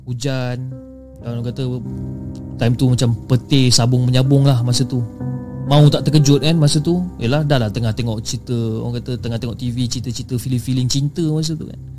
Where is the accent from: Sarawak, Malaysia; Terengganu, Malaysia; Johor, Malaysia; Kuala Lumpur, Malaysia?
Terengganu, Malaysia; Besut; Dan aku berasal dari Besut, Terengganu.